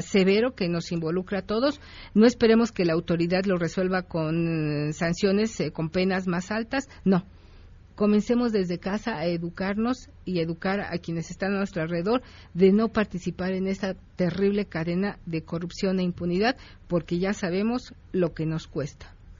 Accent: Mexico; somos los mexicanos

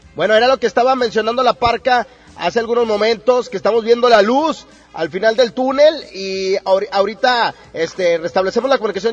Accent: Mexico

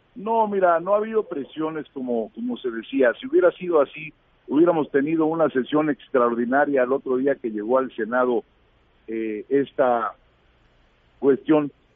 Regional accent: Mexico; todos somos mexicanos

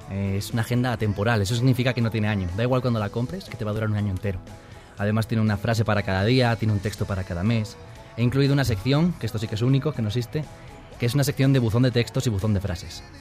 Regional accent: Asturias, Spain; now in Mexico; Soy de España, del norte, de Asturias.

